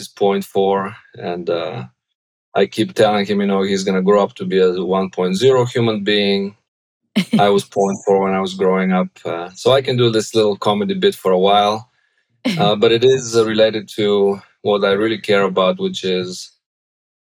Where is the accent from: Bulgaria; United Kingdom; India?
Bulgaria; English is a second language; moved away as an adult; now in United States; I'm originally from Bulgaria